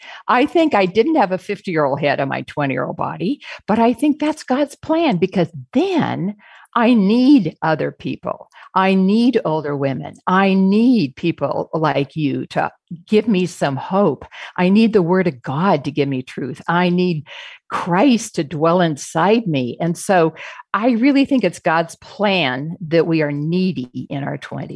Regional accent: Phoenix, Arizona, United States; We're from Phoenix, Arizona, but we always make sure we get to see Julie and Johan and the kids.

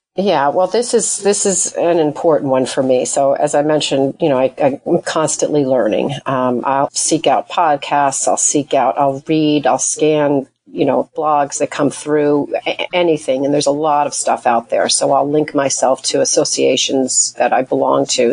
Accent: Portsmouth, New Hampshire, United States; I'm from Portsmouth.

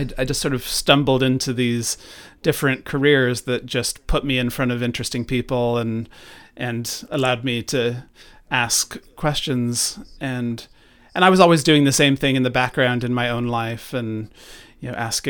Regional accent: Ireland; born there; I was born in Ireland, and when they were, you know, here, spreading sort of evangelicalism to, you know, Catholics here in Ireland

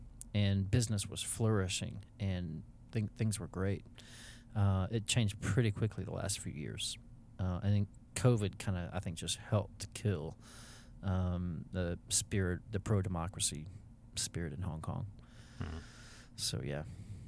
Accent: United States; born or raised there; moved away as an adult

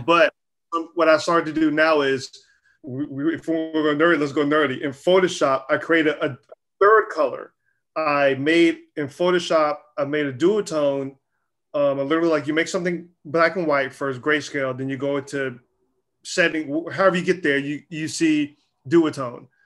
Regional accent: Charlotte, North Carolina, United States; I grew up in North Carolina, Charlotte, North Carolina

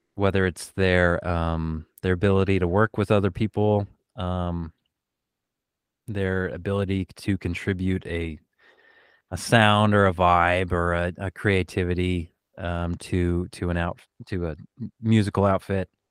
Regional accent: Oregon, United States; now in Los Angeles, United States; I grew up in Oregon

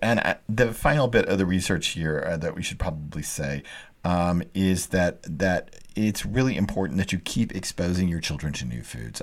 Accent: Dallas, Texas, United States; moved away; also born or lived in New York City; I grew up in Dallas, a long way from any water

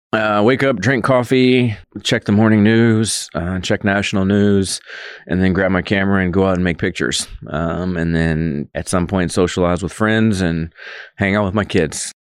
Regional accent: Georgia, United States; moved away as an adult; now in Manhattan, Kansas, United States; If you're coming from somewhere like myself, the South

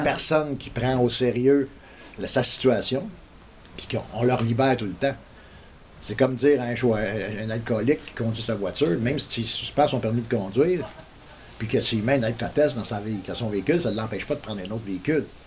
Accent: Montreal, Quebec, Canada; now in Kedgwick, Canada; je viens de Montréal

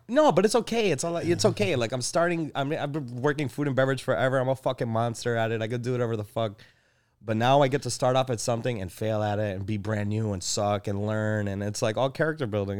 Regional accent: Elmhurst, Illinois, United States; also born or lived in Chicago; I was born in Elmhurst

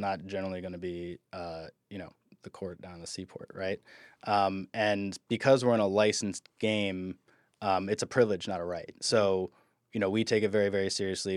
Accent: Midwest, United States; moved away; I'm from the Midwest

